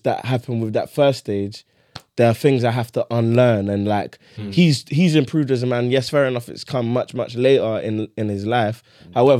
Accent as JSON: {"language": "English", "country": "Nigeria", "said": "a lot of my flaws are rooted in my culture, in being Nigerian."}